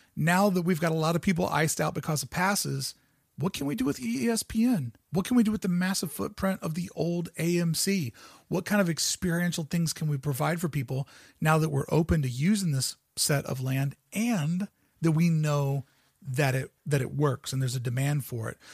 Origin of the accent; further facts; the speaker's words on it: United States; moved away; also born or lived in Toronto, Canada; I grew up on the banks of the Ohio River.